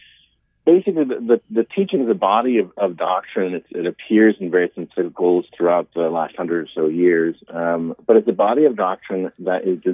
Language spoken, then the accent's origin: English; Cleveland, Ohio, United States; also born or lived in Rome; now in Omaha, United States; Neither of us are natives to Omaha, Nebraska. I grew up in Cleveland, Ohio. My wife's from British Columbia, but we love the Midwest and love being here.